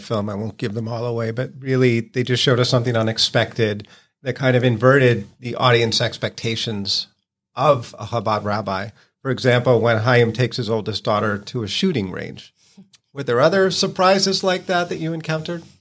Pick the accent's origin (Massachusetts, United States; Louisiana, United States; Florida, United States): Massachusetts, United States; Lexington; I grew up in Lexington